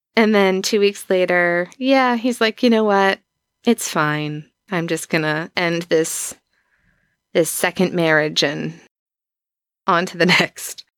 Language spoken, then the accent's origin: English; East Coast, United States; I'm from the East Coast